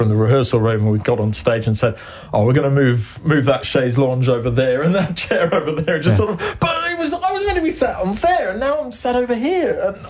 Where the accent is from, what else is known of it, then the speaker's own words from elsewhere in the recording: England, United Kingdom; now in New Zealand; I'm English